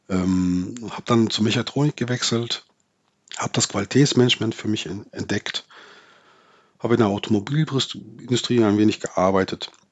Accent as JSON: {"language": "German", "region": "North Rhine-Westphalia", "country": "Germany", "tie": "born there", "said": "Ich bin im Ruhrgebiet geboren und habe äh, mein erster Arbeitgeber war der Bergbau."}